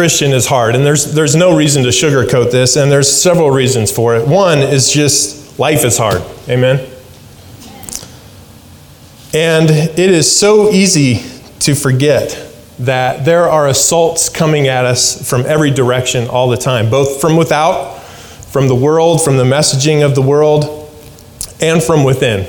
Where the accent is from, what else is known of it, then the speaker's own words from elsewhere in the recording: Alaska, United States; moved away; I grew up in Alaska